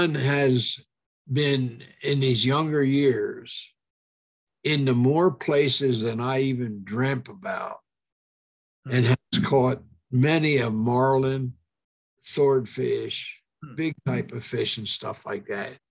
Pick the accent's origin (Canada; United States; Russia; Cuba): United States; Royalton, Pennsylvania; my hometown, a little town of Royalton